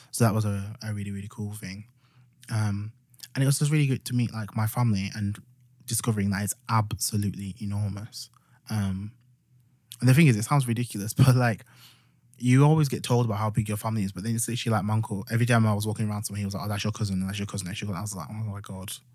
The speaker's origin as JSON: {"language": "English", "region": "Yorkshire and the Humber", "country": "United Kingdom", "accent": "Yorkshire"}